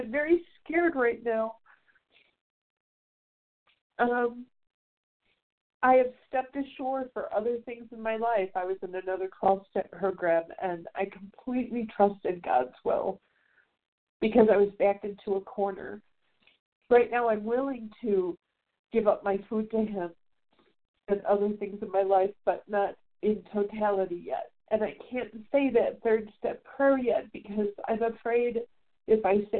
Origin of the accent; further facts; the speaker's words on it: Chicago, Illinois, United States; now in Vonore, Tennessee, United States; back in Chicago, my hometown